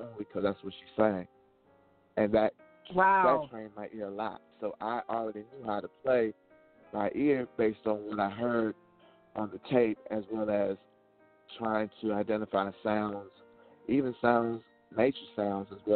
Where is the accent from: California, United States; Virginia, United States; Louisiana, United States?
Virginia, United States; Alexandria; my hometown, Alexandria